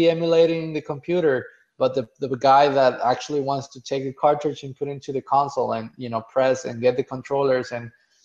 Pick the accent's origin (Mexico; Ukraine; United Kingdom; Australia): Mexico; now in United States; I was born and raised in Mexico